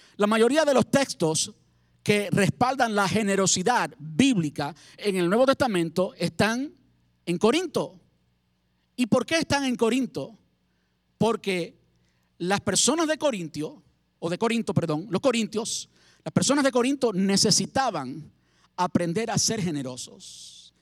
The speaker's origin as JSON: {"language": "Spanish", "country": "Cuba", "also_born_or_lived": "Havana, Cuba", "moved": "as an adult", "said": "en mi país. Y mi papá y mi mamá me traían del campo cosas, alimentos del campo para comer. Yo vivía en la capital, en La Habana"}